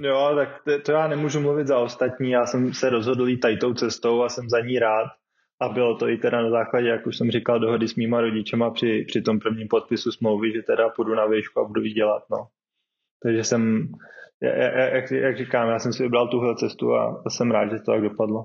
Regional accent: Czechia; moved away as an adult

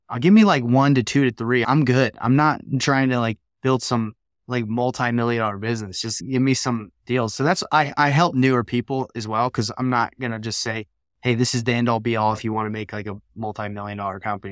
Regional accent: Salt Lake City, Utah, United States; I'm from Salt Lake City, Utah

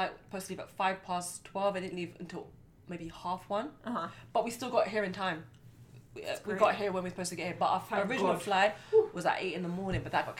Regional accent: London, United Kingdom; We're not identical, but we are from London.

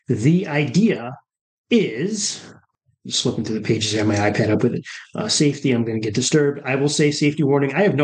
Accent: upstate New York, United States; technically, I grew up in upstate New York, and technically, I grew up in the Appalachians. Part of the Catskill Mountains where I grew up

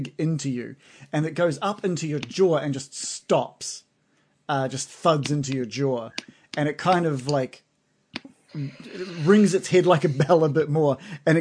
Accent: New Zealand

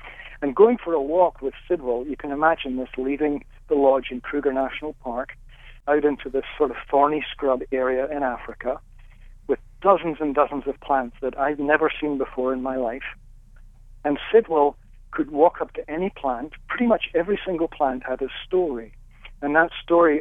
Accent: Scotland, United Kingdom; when I was growing up in Scotland, we had our milk delivered every day in glass bottles

